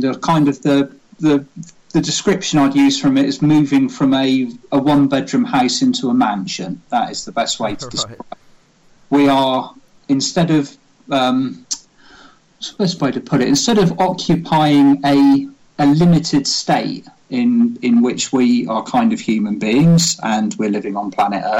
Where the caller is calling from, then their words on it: Wimborne, South West England, United Kingdom; I am speaking from my office in my house in Wimborne.